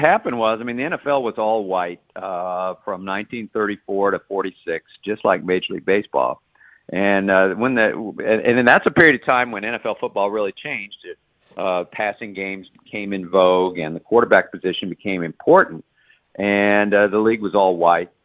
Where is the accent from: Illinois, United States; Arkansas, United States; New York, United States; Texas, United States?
Texas, United States; Dallas; now in Baltimore, United States; I am a Texan born and raised in Dallas